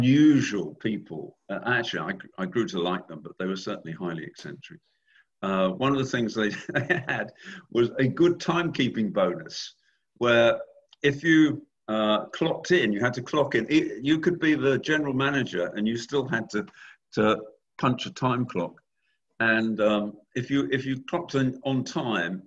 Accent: United Kingdom; moved away as an adult; also born or lived in Philadelphia, United States; I was living in the UK. I'm British originally, and I'm still British actually.

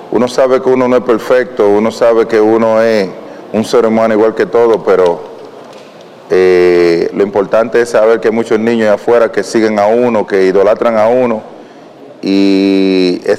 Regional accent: Dominican Republic; como dominicano, como latino

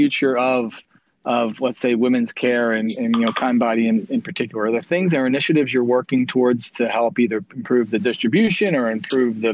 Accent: Philadelphia, Pennsylvania, United States; accent: Philadelphia; now in Texas, United States; I know my Philadelphia comes out from time to time, even though I'm in Texas

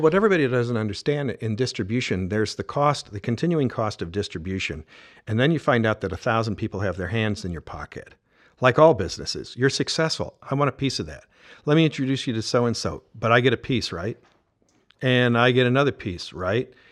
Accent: Georgia, United States; I was from Georgia

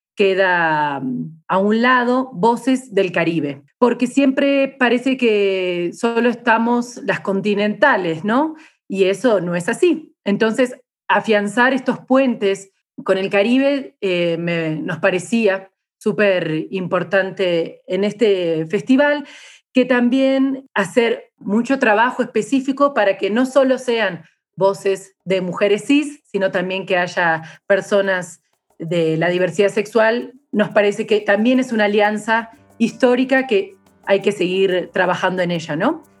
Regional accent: Argentina; now in Chiapas, Mexico; soy argentina

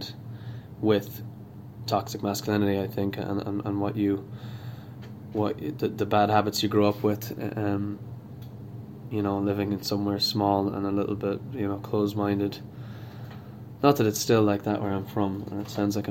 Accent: Sligo, Connacht, Ireland; I am an artist from Sligo

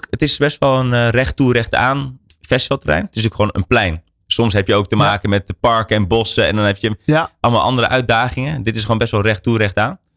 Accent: Hilversum, North Holland, Netherlands; born or raised there; also born or lived in Amsterdam

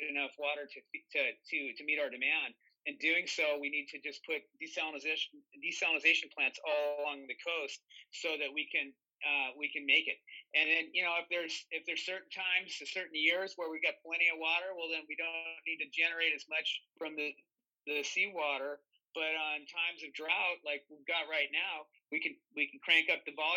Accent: California, United States; I grew up in California, been here my whole life, except for when I went away to school

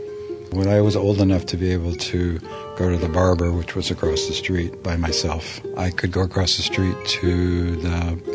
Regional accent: Beverly, Massachusetts, United States; When I was a kid, I grew up in North Beverly, Massachusetts. There was a branch of the Beverly Public Library within walking distance.

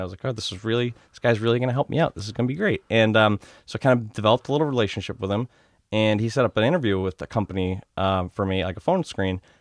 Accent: Norwood, Massachusetts, United States; also born or lived in Walpole, Massachusetts; Grew up, uh, Norwood slash Walpole, Mass.

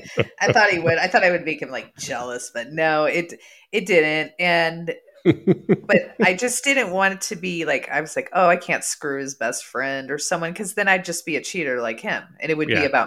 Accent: San Diego, California, United States; I grew up in San Diego.

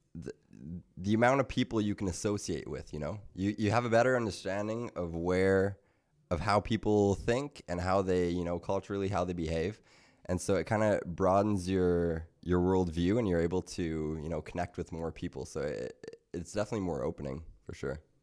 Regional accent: Quebec, Alberta, Canada; now in Toronto, Canada; I was born in Quebec.

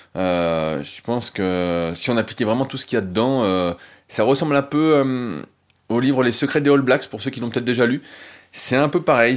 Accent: France; en tant que bon français

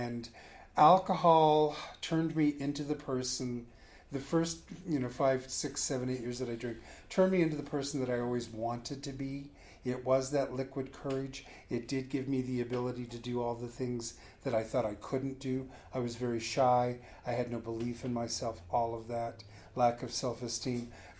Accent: San Francisco, California, United States; San Francisco.

